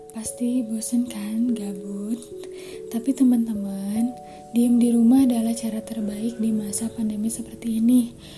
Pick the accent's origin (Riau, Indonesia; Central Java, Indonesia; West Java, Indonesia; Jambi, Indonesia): West Java, Indonesia; Bandung; born there; Saya lahir di Bandung. Saya sedang menempuh kuliah di Universitas Islam Nusantara